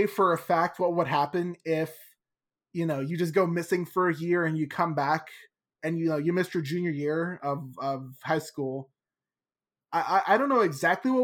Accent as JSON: {"language": "English", "region": "New York", "country": "United States", "said": "being a New Yorker, I always love telling friends that live in other states about these exams called Regents we have in New York"}